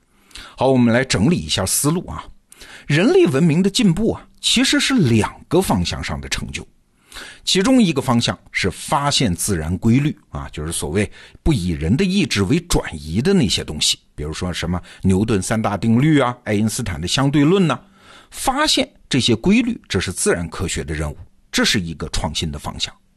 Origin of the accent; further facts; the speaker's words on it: China; 我们中国人的老祖宗的共同想象